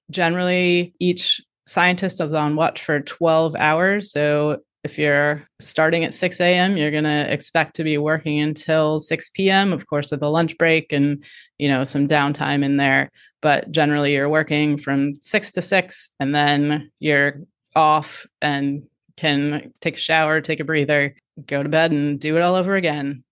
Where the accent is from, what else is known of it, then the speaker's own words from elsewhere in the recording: Midwest, United States; moved away; I grew up in the Midwest